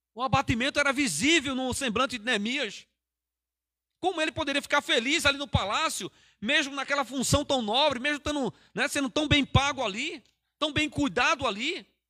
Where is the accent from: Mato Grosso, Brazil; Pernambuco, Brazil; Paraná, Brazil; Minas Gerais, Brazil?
Pernambuco, Brazil; moved away as an adult; now in Cajamar, Brazil; Eu sou nordestino, eu sou da terra lá que o máximo de frio que faz lá é 18 graus, 18, 19 graus